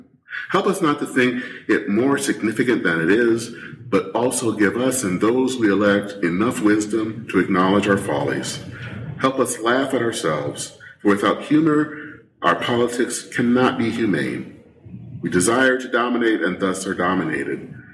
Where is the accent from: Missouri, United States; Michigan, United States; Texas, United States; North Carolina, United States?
Michigan, United States; now in Minnesota, United States; I've lived here in Minnesota now for over 25 years. I still call Michigan my home state.